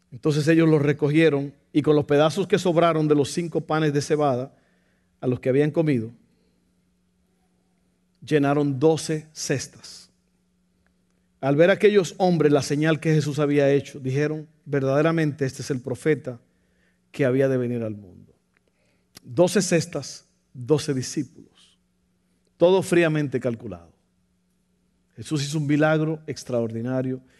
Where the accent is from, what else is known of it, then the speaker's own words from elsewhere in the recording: Mexico; Ni yo que soy mexicano, pastor.